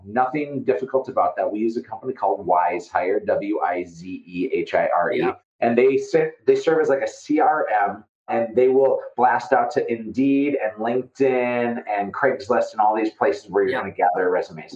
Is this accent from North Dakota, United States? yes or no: yes; Fargo, North Dakota, United States; I'm from Fargo, North Dakota, and so I sound like I'm from Fargo, North Dakota